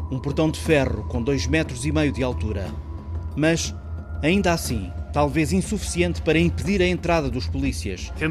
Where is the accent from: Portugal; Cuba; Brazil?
Portugal; o vendedor Xavier percebe que sou português.